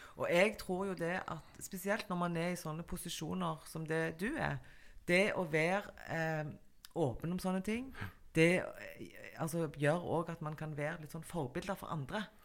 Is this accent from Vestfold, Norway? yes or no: no; Stavanger, Rogaland, Norway; vi i Stavanger